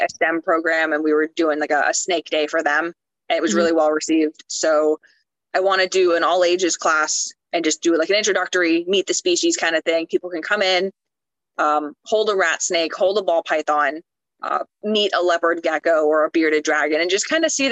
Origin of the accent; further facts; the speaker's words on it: Florida, United States; moved away; also born or lived in Tampa, Florida / Ocala, Florida; we are originally from Florida. We used to live in Tampa, Florida